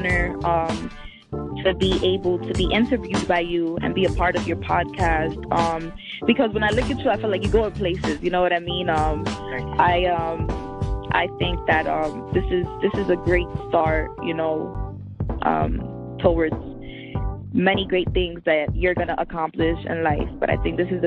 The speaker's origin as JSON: {"language": "English", "town": "New York City", "region": "New York", "country": "United States", "tie": "born or raised there", "also_born_or_lived": "Miami", "said": "I was raised in the Bronx."}